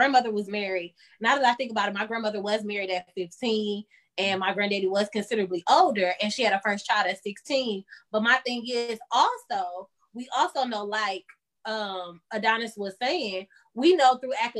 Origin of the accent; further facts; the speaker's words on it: Michigan, United States; I'm from Michigan. And Michigan is like maybe an hour from Chicago